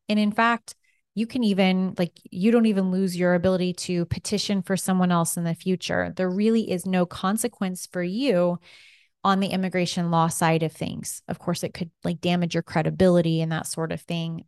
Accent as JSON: {"language": "English", "country": "United States"}